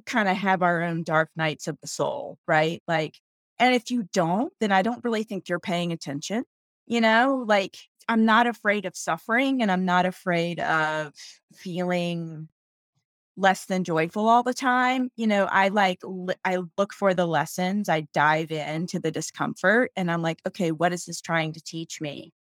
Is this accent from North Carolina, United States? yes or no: yes; North Carolina, United States; moved away as an adult; I'm from North Carolina, that's where I was raised